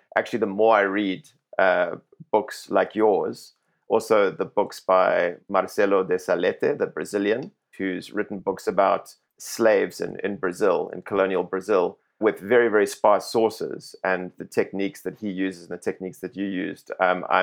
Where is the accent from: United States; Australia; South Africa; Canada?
South Africa; speaking as a South African here